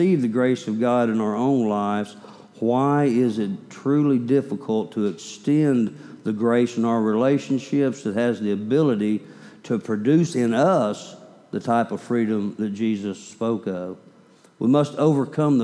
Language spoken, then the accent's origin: English; Oklahoma, United States; also born or lived in Kansas; I was born in Kansas, raised in Oklahoma